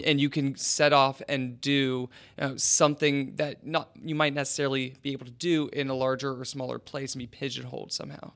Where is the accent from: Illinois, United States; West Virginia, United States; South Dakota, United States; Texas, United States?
West Virginia, United States; also born or lived in Chicago; now in Columbus, United States; I'm originally from West Virginia